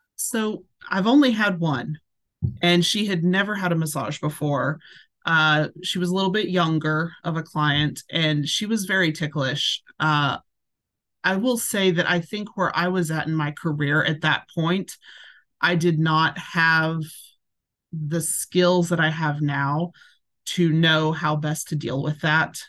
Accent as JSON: {"language": "English", "town": "Hendersonville", "region": "Tennessee", "country": "United States", "tie": "born or raised there", "lives_now": "Portland, United States", "said": "I was raised in Hendersonville, just right on the outskirts of it."}